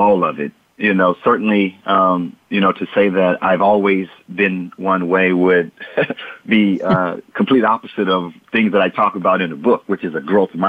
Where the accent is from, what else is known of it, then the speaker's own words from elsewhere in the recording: Port Arthur, Texas, United States; growing up in Port Arthur, Texas, I was surrounded by drug abuse, addictions, violence, economic ruins